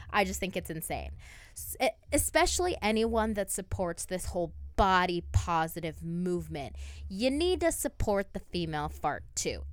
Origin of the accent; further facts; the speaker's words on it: Toledo, Ohio, United States; we're both from Toledo, Ohio